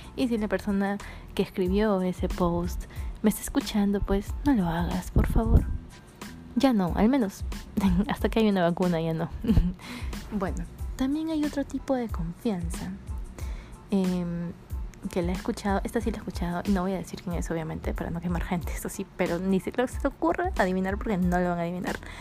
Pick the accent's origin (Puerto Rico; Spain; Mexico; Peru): Peru; Lima; soy de Lima y yo me he dado cuenta de que las personas de Lima somos más liberales